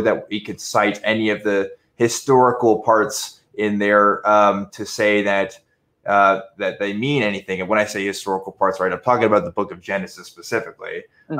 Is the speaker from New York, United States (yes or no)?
no; Waco, Texas, United States; growing up in Waco, I did know a lot of them